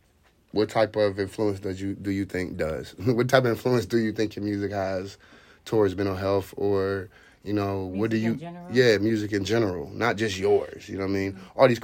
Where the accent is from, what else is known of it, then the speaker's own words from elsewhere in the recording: Youngstown, Ohio, United States; Yes, we're from Youngstown.